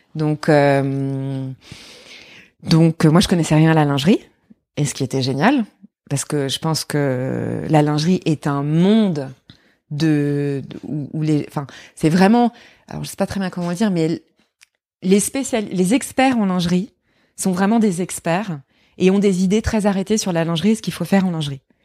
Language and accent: French; Lorraine, Grand Est, France; moved away; also born or lived in Paris; j'étais un peu la seule fille coincée entre deux garçons euh, en Lorraine. Je suis Lorraine.